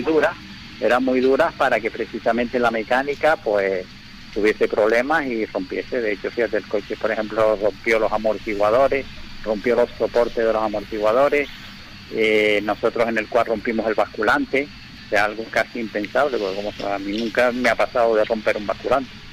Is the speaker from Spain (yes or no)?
yes; Canary Islands, Spain